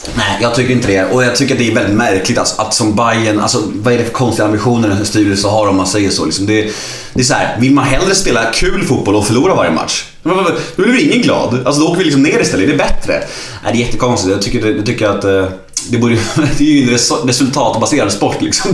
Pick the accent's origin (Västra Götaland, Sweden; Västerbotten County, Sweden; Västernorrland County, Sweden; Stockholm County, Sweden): Stockholm County, Sweden; Stockholm; jag är född på Södermalm och uppvuxen på Söderstadion